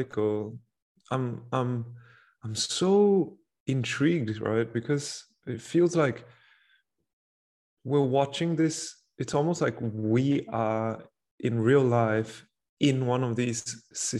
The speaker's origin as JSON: {"language": "English", "country": "Singapore", "said": "as a Singaporean"}